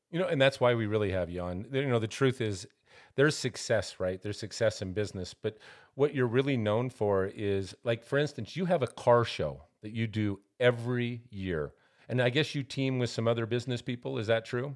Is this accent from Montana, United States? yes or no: yes; Montana, United States; now in Albuquerque, United States; I'm from Montana originally, and when we came here